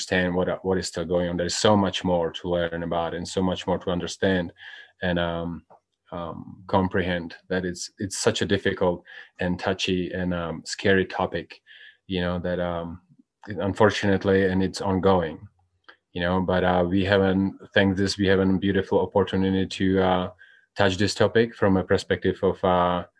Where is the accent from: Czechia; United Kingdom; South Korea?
Czechia; now in United States; I'm from Czech Republic.